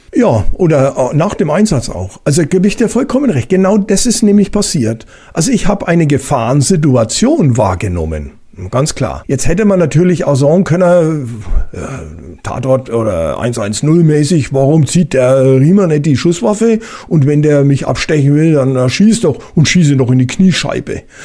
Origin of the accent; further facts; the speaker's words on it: Bavaria, Germany; bei uns in Bayern